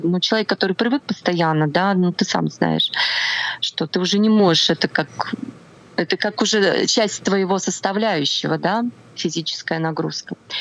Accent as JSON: {"language": "Russian", "town": "Nizhny Novgorod", "region": "Nizhny Novgorod Oblast", "country": "Russia", "tie": "born or raised there", "also_born_or_lived": "Tatarstan / Ivanovo", "moved": "as an adult", "lives_now": "Moscow, Russia", "said": "Я родилась в Татарстане, потом я переехала в Нижний Новгород, э, прожила я там все свое школьное детство."}